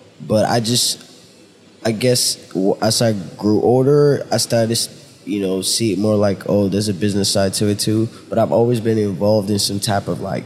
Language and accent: English; Nigeria; now in United States; Originally from Nigeria